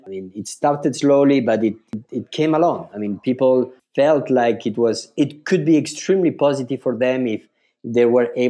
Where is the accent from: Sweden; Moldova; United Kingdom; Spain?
Spain; also born or lived in France; So I was born in France 41 years ago. I lived in France 7 years, and then I moved to Spain. So I live all my life in Spain.